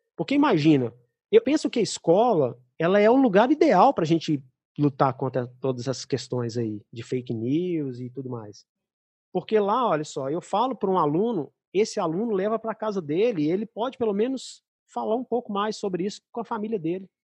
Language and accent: Portuguese; Belo Horizonte, Minas Gerais, Brazil; moved away; minha terra